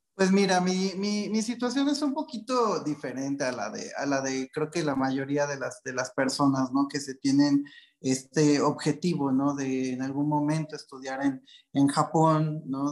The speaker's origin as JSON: {"language": "Spanish", "region": "Mexico City", "country": "Mexico", "tie": "born or raised there", "said": "yo soy nacido en la Ciudad de México, de, familia, de familia japonesa"}